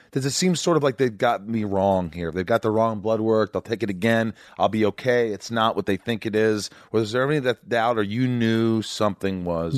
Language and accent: English; Indiana, United States; I grew up in Indiana